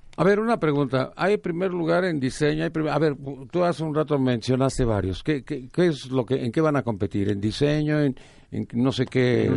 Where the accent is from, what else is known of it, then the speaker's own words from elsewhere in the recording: Mexico; como mexicanos